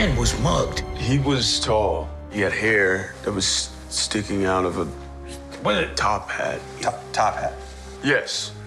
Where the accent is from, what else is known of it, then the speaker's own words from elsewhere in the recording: Florida, United States; I grew up in Florida. I am a true Florida native as well